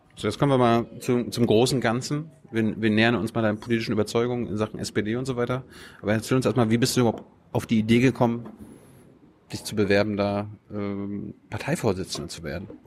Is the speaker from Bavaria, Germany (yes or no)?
no; Mecklenburg-Vorpommern, Germany; ich komme aus Norddeutschland, aber aus, aus Mecklenburg, aus der Kleinstadt